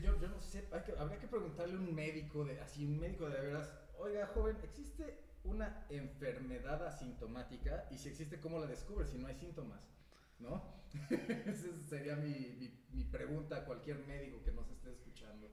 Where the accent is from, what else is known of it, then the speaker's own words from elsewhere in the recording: Mexico; como buenos mexicanos